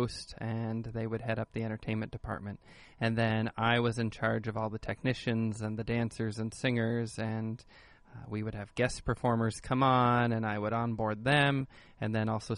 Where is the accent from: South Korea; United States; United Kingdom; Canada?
United States; Los Angeles, California; born and raised in the Los Angeles area in the South Bay